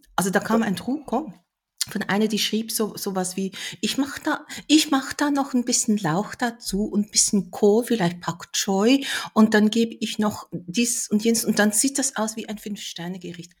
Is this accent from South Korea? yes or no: yes; South Korea; now in Germany; bei uns in Korea